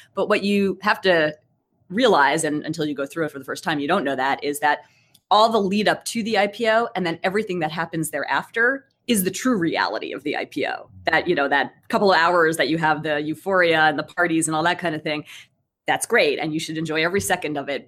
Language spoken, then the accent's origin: English; Brookline, Massachusetts, United States; I'm a local girl. Um, I grew up in Brookline